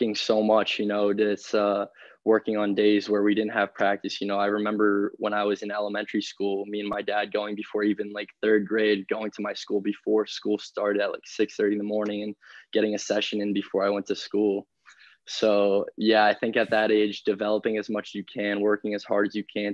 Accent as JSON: {"language": "English", "town": "Boston", "region": "Massachusetts", "country": "United States", "tie": "born or raised there", "also_born_or_lived": "Michigan / St. Louis", "moved": "as an adult", "said": "born and raised in Boston"}